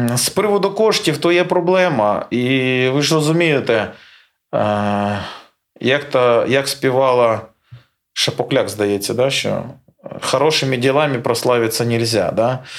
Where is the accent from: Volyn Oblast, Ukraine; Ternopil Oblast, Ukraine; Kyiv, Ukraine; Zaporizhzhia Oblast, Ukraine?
Zaporizhzhia Oblast, Ukraine; Melitopol; moved away; то місто, де я народився, то місце, де я зростав